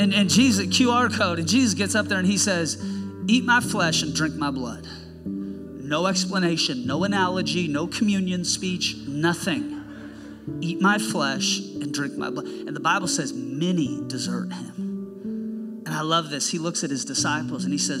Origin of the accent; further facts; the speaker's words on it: Seattle, Washington, United States; now in Snohomish, United States; I was born and raised in Seattle, but I'd moved up north